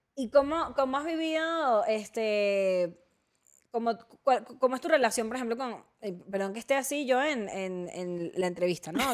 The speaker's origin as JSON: {"language": "Spanish", "country": "Venezuela", "moved": "yes", "lives_now": "Mexico", "said": "Estefanía y yo somos venezolanas"}